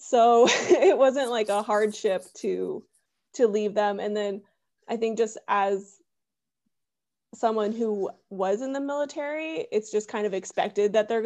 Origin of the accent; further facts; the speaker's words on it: San Diego, California, United States; also born or lived in Arizona / Oklahoma; So originally I'm from California. I was raised in San Diego, but I'm a military brat, so like who knows what home is.